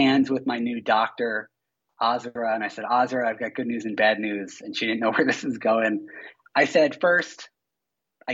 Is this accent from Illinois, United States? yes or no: no; Philadelphia, Pennsylvania, United States; moved away; I'm from Philadelphia